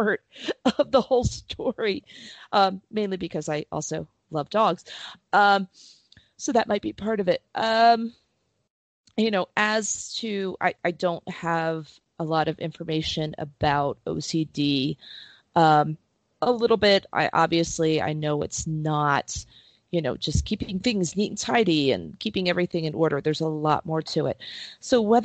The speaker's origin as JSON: {"language": "English", "town": "Princeton", "region": "New Jersey", "country": "United States", "tie": "born or raised there", "said": "I grew up in Princeton."}